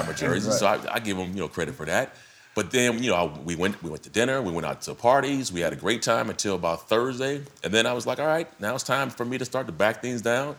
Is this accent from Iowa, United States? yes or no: no; San Diego, California, United States; my hometown of San Diego.